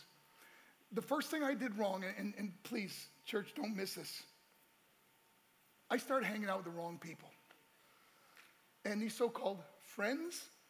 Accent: New York, United States; also born or lived in Colorado; my hometown right in New York

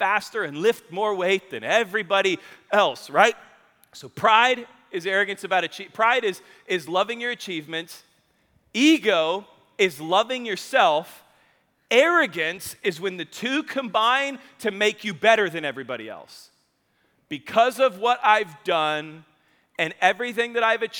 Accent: Spring Hill, Kansas, United States; I grew up in Spring Hill, Kansas

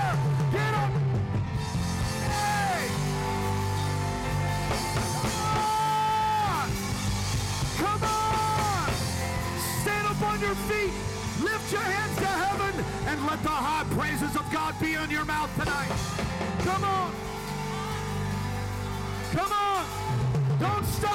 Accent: United States; I'm an American

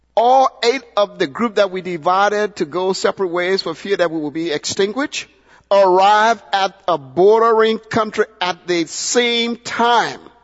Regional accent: Liberia; now in United States; my home country, Liberia

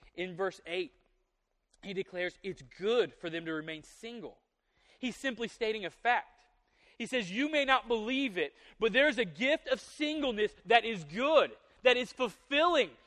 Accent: the South, United States; I'm from the South

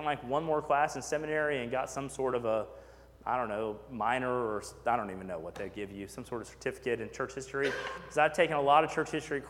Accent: Texas, United States; also born or lived in McKinney, Texas / Sugar Land, Texas; we moved to McKinney, Texas, so I went to First Baptist Church, McKinney, Texas. And then we moved to Fort Bend County, and I went to First Baptist Church, Sugar Land, Texas.

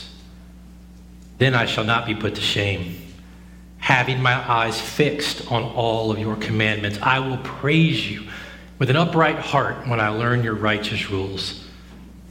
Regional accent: the South, United States; Growing up in the South, my entire life

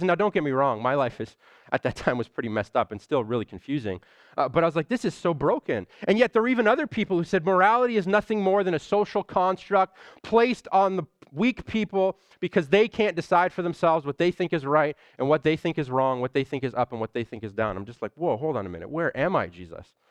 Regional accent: Toronto, Ontario, Canada; I'm from Scarborough

